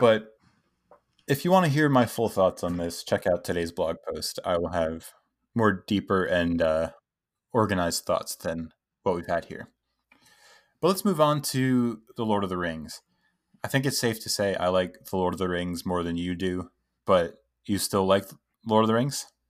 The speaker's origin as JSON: {"language": "English", "country": "United States", "said": "we're American"}